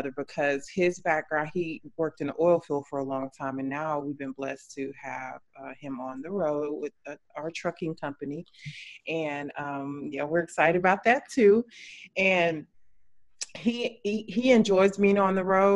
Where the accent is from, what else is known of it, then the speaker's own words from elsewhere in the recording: Odessa Midland area, West Texas, United States; now in Houston, United States; I'm originally from West Texas, like the Odessa Midland area.